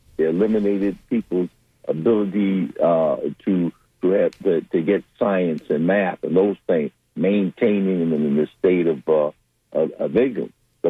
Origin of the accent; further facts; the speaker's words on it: Detroit, Michigan, United States; When I went to FAMU, the one thing I did, and I came up from Detroit, is we had good teachers.